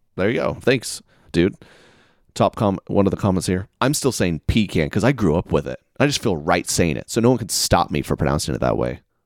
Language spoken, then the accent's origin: English; the South, United States; moved away; I'm from the South